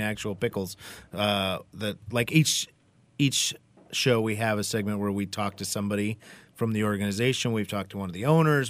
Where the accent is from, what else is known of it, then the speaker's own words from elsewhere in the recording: Eastern Washington, United States; now in Portland, United States; I grew up in Eastern Washington